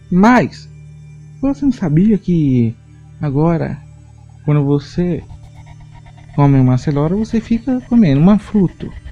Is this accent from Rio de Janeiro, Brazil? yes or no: no; Tocantins, Brazil; sou tocantinense